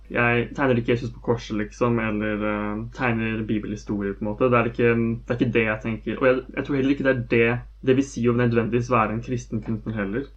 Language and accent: Norwegian; Skjetten, Akershus, Norway; jeg vokste opp på Skjetten